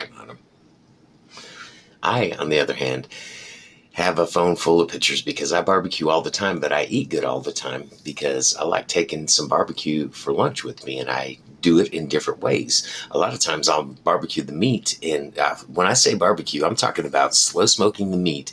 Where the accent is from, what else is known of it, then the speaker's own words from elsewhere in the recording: United States; This is the way that as an American, we eat, and we like it like this